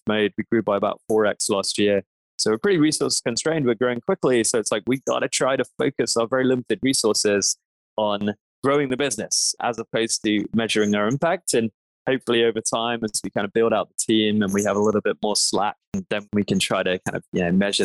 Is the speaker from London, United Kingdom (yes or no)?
yes; London, United Kingdom; I grew up in London